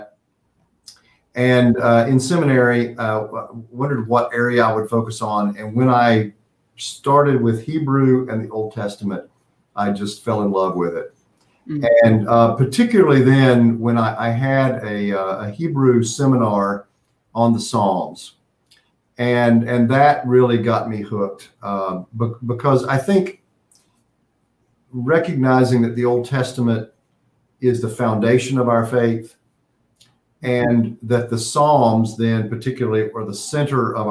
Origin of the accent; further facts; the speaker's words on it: Western North Carolina, United States; now in Pittsburgh, United States; I grew up in Western North Carolina.